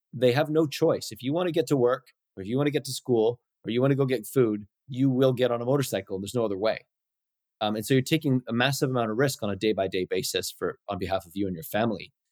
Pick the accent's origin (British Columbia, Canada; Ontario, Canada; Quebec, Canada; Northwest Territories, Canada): British Columbia, Canada; North Vancouver; also born or lived in Winnipeg, Manitoba / Chilliwack; Chilliwack and then Vancouver, North Vancouver, basically, since I was three.